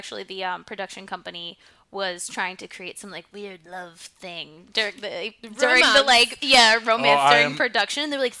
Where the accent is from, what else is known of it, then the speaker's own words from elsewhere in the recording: Jersey City, New Jersey, United States; I'm from Jersey City.